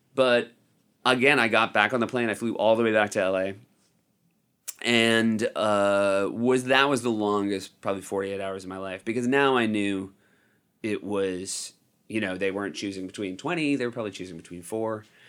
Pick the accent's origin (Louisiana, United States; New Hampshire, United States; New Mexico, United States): New Hampshire, United States; also born or lived in Evanston, Illinois; I was born in Evanston, Illinois, but I was raised in New Hampshire